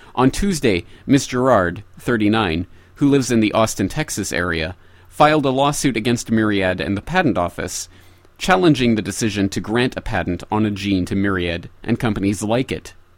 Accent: Canada; speaking as a Canadian

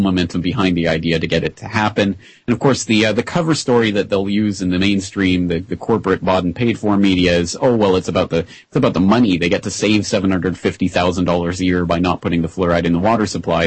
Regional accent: Calgary, Alberta, Canada; Calgary, my hometown in Canada

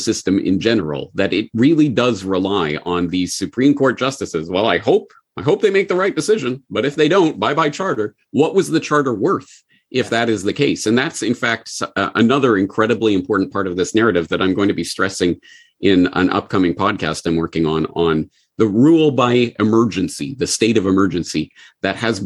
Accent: Canada; moved away as an adult; also born or lived in Japan; I'm Canadian

